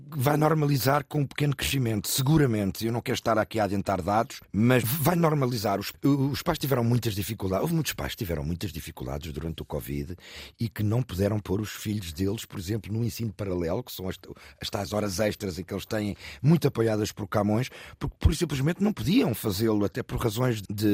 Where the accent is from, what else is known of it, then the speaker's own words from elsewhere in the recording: Portugal; moved away as an adult; Eu próprio fui ouvinte durante mais de 12 anos enquanto português no estrangeiro